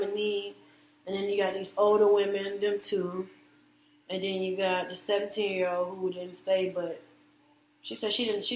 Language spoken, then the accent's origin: English; Orlando, Florida, United States; I'm from Orlando